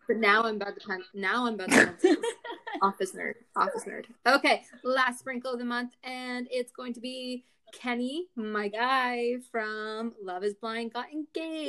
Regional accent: Barrie, Ontario, Canada; my hometown of Barrie

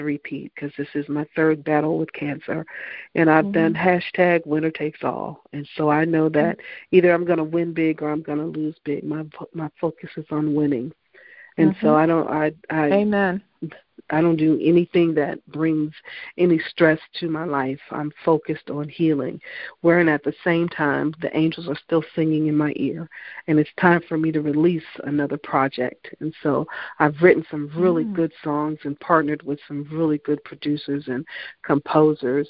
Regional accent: Virginia, United States; I'm from Virginia

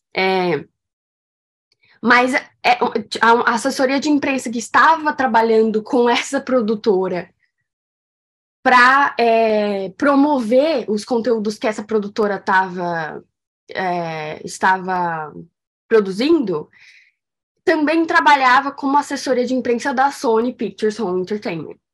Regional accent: São Paulo, Brazil; moved away; eu nasci em São Paulo

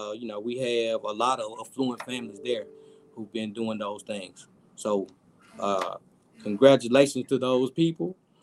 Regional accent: Tennessee, United States; So I am from District 85, which is the most western district in the state of Tennessee.

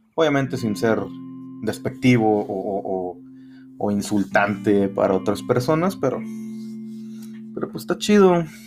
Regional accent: Matamoros, Tamaulipas, Mexico; aquí en Matamoros, de donde yo soy

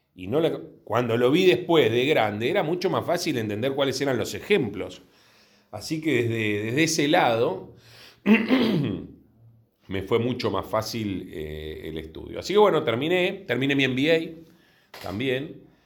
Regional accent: Buenos Aires, Argentina; sí sé que soy de Villurquiza de toda la vida. Eh, la familia de mi padre de, de Villurquiza, así que desde que tengo uso de razón viví ahí

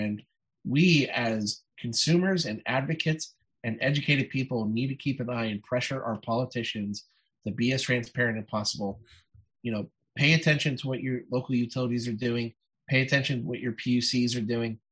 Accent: Ohio, United States; Ohio, my home state

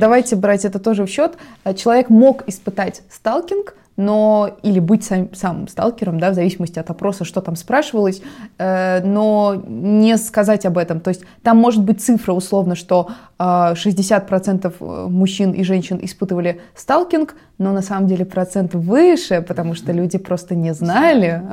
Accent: Russia; у нас на родине

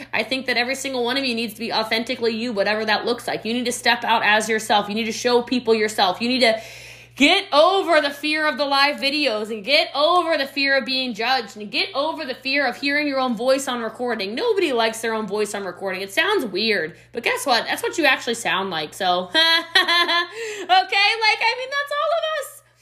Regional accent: Middletown, Maryland, United States; now in Frisco, Texas, United States; I'm from Middletown, Maryland, right on the cusp of Myersville, Maryland. I am from the country, y'all.

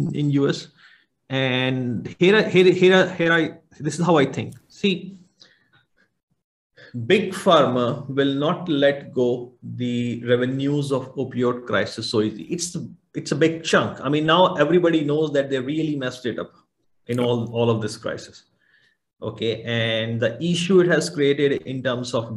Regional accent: India; moved away; I came from India, and at least in my hometown

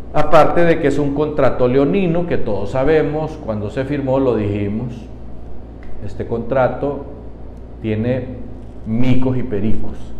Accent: Honduras

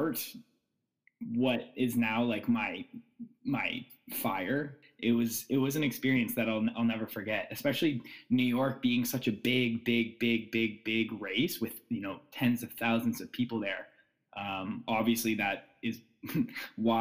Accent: Ottawa, Ontario, Canada; now in Toronto, Canada; I live in Toronto. I'm from Ottawa.

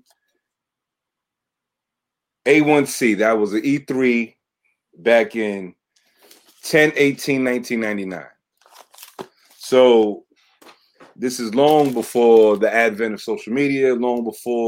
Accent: New York City, New York, United States; growing up in the Bronx and hitting the corner

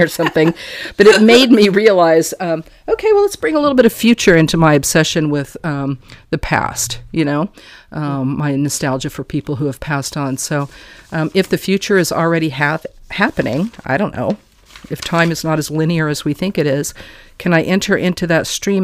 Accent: Wyoming, United States; also born or lived in Texas; I was born in Texas and I was brought up in Wyoming

